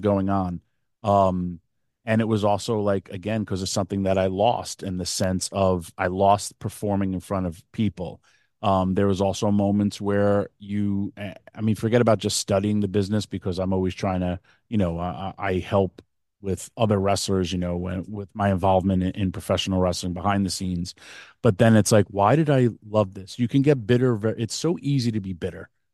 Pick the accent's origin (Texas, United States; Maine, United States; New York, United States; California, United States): New York, United States; Yonkers; in my hometown